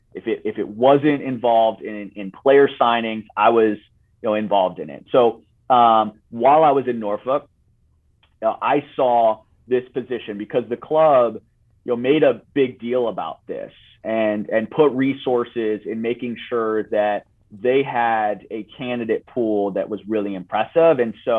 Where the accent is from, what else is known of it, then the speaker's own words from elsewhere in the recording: Italy; English is a second language; now in United States; And so I grew up in Italy, and soccer was a big part of my life.